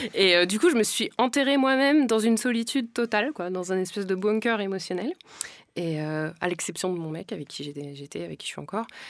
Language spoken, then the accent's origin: French; France; je viens pas d'Afrique, je suis née en France